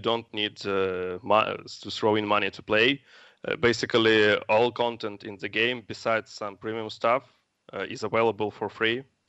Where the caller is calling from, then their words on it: Kyiv, Kyiv City, Ukraine; Actually, I'm calling from Kiev, which is not far away from Minsk.